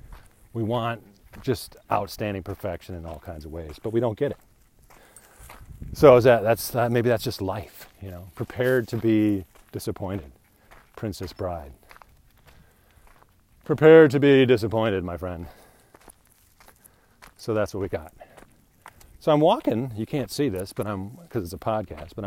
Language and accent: English; England, United Kingdom; I'm English